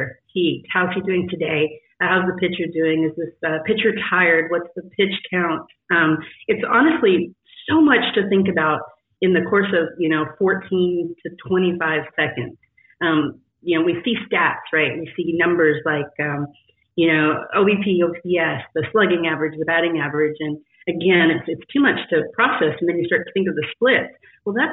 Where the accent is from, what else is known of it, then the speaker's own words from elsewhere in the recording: West Texas, United States; I grew up in West Texas in this Friday Night Lights world where everything was tied to sports